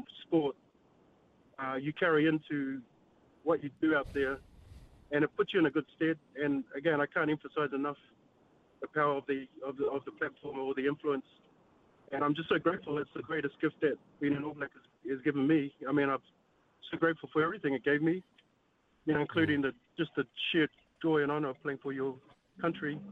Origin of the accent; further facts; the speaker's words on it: New Zealand; proud to be, a Kiwi boy